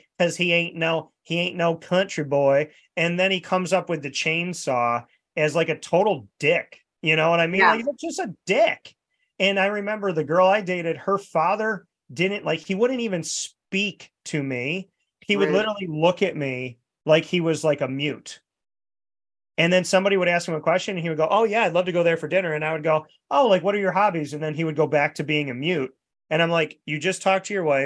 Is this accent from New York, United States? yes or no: yes; New York, United States; because I was from New York